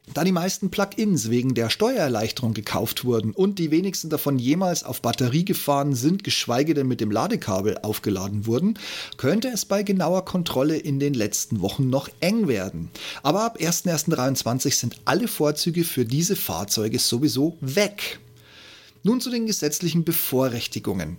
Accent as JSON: {"language": "German", "town": "Regensburg", "region": "Bavaria", "country": "Germany", "tie": "born or raised there", "moved": "yes", "lives_now": "Berlin, Germany", "said": "meine Geburtsstadt, Grüße nach Regensburg"}